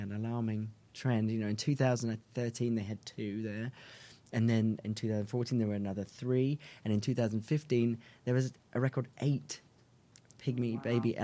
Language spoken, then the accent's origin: English; England, United Kingdom; I'm English